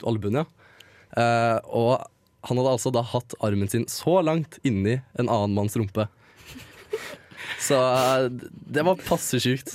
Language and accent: Norwegian; Mysen, Østfold, Norway; som en gutt fra Mysen